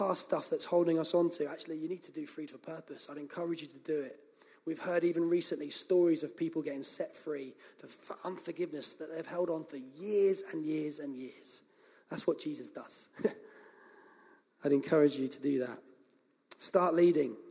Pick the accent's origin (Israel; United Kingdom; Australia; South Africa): United Kingdom; England; we're English